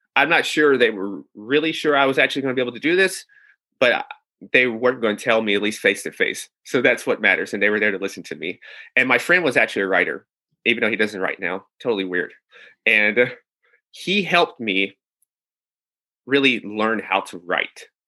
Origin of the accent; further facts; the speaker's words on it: Nashville, Tennessee, United States; moved away as an adult; also born or lived in New York City; I'm from Nashville, Tennessee